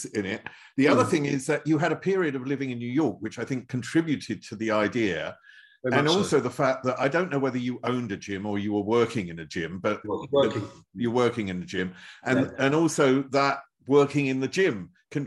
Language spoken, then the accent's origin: English; England, United Kingdom; I'm English